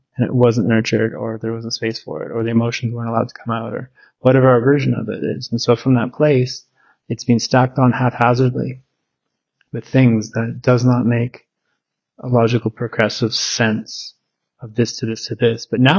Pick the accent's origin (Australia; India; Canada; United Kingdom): Canada; Victoria, British Columbia; I'm in Victoria in my hometown. I grew up there since I was two. Went to Willows Elementary and Wendoke High.